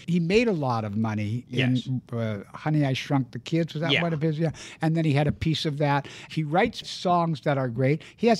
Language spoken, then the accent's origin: English; Canada; I'm a Canadian.